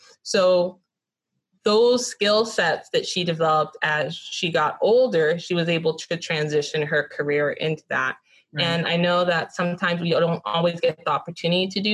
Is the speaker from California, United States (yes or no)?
yes; Los Angeles, California, United States; I grew up in Westchester, right next to LMU.